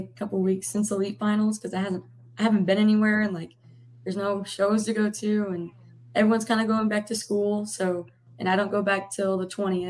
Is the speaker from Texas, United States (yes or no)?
yes; Crosby, Texas, United States; I'm from Crosby, Texas. I go to Texas A&M. I am a sophomore